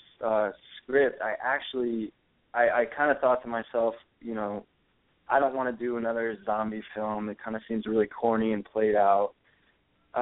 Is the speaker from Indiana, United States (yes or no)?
no; Spring, Texas, United States; moved away as an adult; also born or lived in California; now in Los Angeles, United States; I'm from Houston, Texas originally. I've been in California for about 4 years now. I grew up outside of Houston in a little town called Spring.